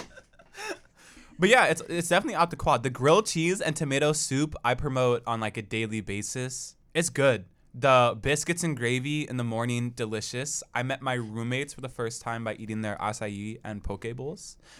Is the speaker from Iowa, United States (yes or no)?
no; Portland, Oregon, United States; now in Corvallis, United States; I'm also from Portland, Oregon